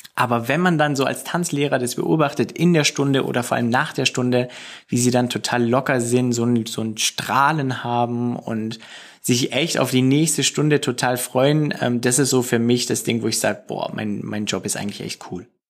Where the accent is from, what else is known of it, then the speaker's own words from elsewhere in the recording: Singen, Baden-Württemberg, Germany; bei uns in Singen